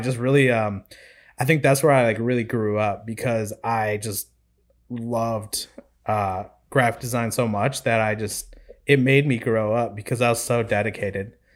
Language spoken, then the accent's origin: English; Midwest, United States; moved away as an adult; now in Raleigh, United States; I grew up in the Midwest. It's all I've ever known my whole life.